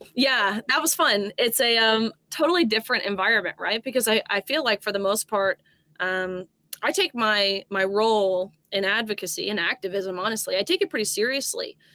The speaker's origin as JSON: {"language": "English", "region": "Tennessee", "country": "United States", "said": "I'm a Tennessean, I'm from Tennessee"}